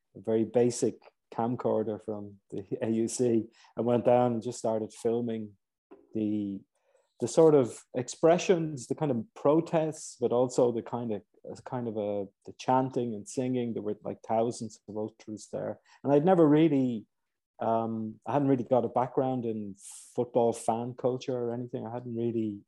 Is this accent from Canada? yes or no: no; Ireland; moved away; also born or lived in Cairo, Egypt; I'm originally Irish